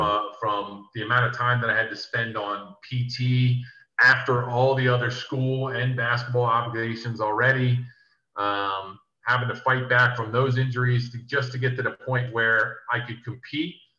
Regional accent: New Jersey, United States; also born or lived in New York; now in Philadelphia, United States; where I grew up in South Jersey is 15 minutes away from Philly, so I'm say I'm from Philly

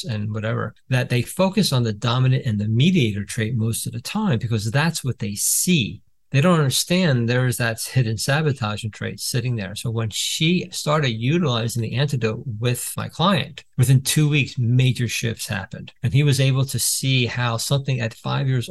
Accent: New Jersey, United States; I'm from Jersey

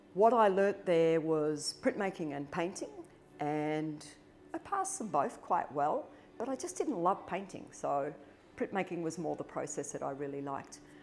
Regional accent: Melbourne, Victoria, Australia; as a young girl growing up in Melbourne, which is very cold and rains a lot

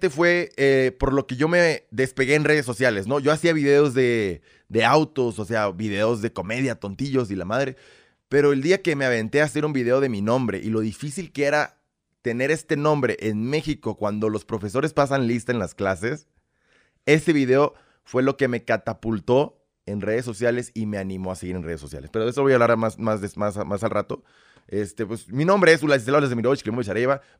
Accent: Belarus; born there; Es que soy nacido en República de Bielorrusia.

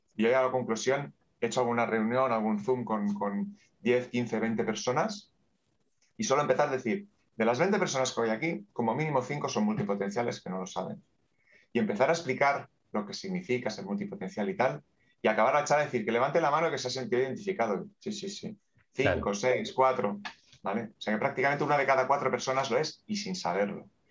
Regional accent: Terrassa, Catalonia, Spain; Nací en Tarrasa y aquí está.

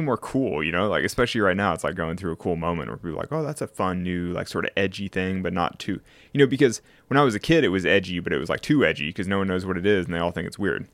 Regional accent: Sacramento, California, United States; now in Las Vegas, United States; I'm from Sacramento in California

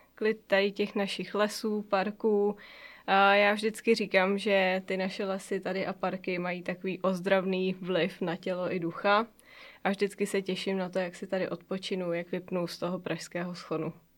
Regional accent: Mariánské Lázně, Karlovy Vary Region, Czechia; now in Prague, Czechia; já vlastně pocházím přímo tady z Mariánských lázních. V Mariánských lázních jsem se narodila

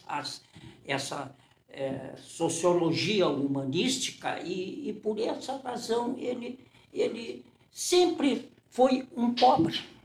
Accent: Porto Alegre, Rio Grande do Sul, Brazil; also born or lived in Santana (do Livramento), Rio Grande do Sul; Eu saí de Santana com sete anos e fui para um colégio filial do, do Anchieta, o Roque Gonzalez, e para fazer a quarta série primária e a quinta série primária.

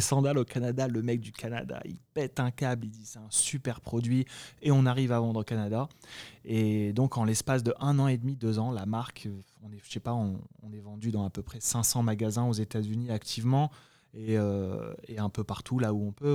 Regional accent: France; now in United States; nous, on, en tant que Français

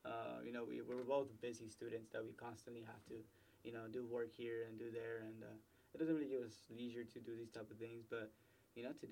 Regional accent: Dallas, Texas, United States; moved away as an adult; we're from Pleasant Grove

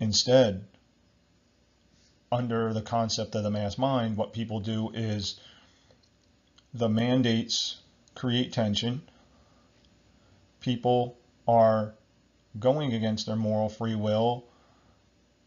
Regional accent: New Jersey, United States; I'm from America, New Jersey

